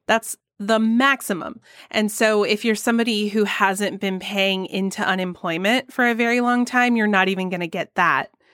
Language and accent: English; Georgia, United States; my home state of Georgia